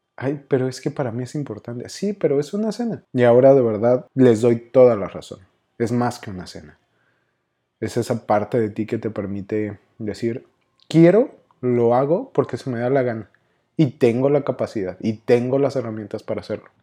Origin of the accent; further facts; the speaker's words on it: Mexico City, Mexico; accent: chilango; moved away as an adult; now in Monterrey, Mexico; espero que todavía siga manteniendo mi acento chilango